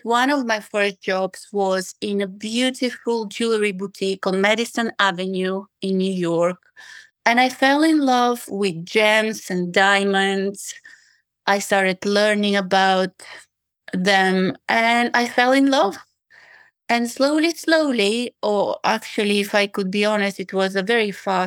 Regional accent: Bulgaria; English is a second language; also born or lived in United States / England; now in United Kingdom; I was born in Bulgaria to a Russian mother and Bulgarian father.

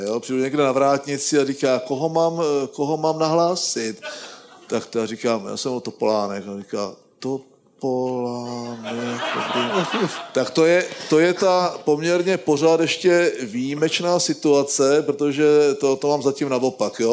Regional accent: Moravian Wallachia, Czechia; já jsem z Valašska

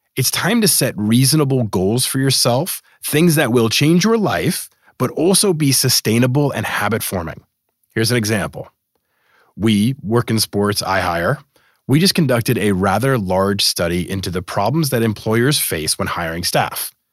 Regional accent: Boston, Massachusetts, United States; moved away; I grew up in Boston

